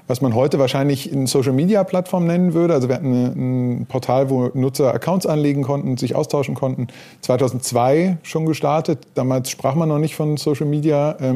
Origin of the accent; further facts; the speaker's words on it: North Rhine-Westphalia, Germany; born there; bin geboren im Ruhrgebiet, ähm, auf die Journalistenschule gegangen, äh, 96